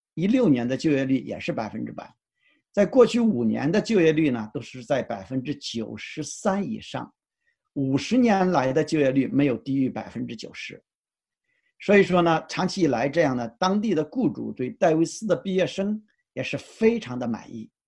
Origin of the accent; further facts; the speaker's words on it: China; now in United States; 因为我们是中国人嘛